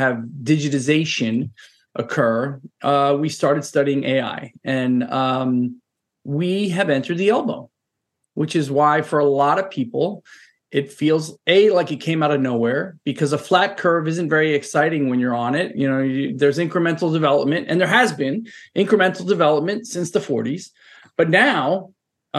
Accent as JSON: {"language": "English", "town": "New York City", "region": "New York", "country": "United States", "tie": "born or raised there", "also_born_or_lived": "San Francisco Bay Area / London", "moved": "as an adult", "lives_now": "Boston, United States", "said": "I'm a Brooklyn kid. I'm born and raised in New York"}